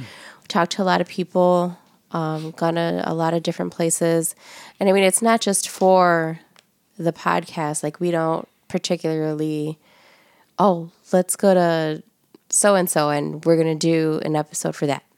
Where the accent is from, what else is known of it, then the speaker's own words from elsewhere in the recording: Chicago, Illinois, United States; we're from the Southeast side of Chicago